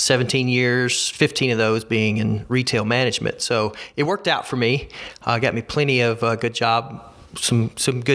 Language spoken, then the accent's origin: English; Alabama, United States; So I'm a lifelong Alabamian. I've always lived in the state of Alabama.